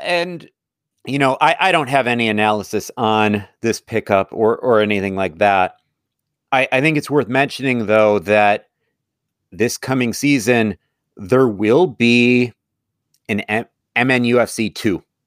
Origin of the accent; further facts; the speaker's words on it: Fort Madison, Iowa, United States; moved away; Fort Madison, I would be a little bit more torn just because that's my hometown